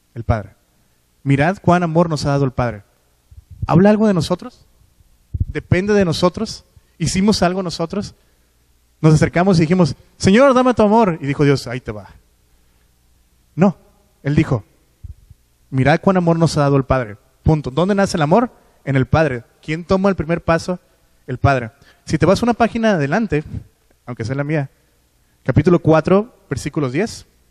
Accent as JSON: {"language": "Spanish", "town": "Culiacán", "region": "Sinaloa", "country": "Mexico", "moved": "yes", "said": "de donde vengo, de Culiacán. Eh, siguen yendo a la misma iglesia donde yo iba"}